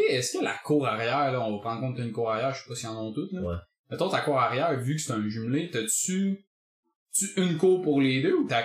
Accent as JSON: {"language": "French", "area": "Laurentides", "region": "Quebec", "country": "Canada", "said": "on vient des Laurentides, même les Laurentides, dans mon... Tu on, on, dirait que j'ai comme pas vraiment d'attachement aux Laurentides, dans le sens où j'ai ma famille, puis c'est vraiment le fun d'y aller, mais honnêtement, je vivrais pas là."}